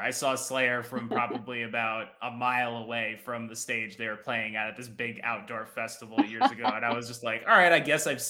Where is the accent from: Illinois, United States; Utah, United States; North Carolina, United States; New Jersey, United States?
New Jersey, United States; moved away; I'm like originally from New Jersey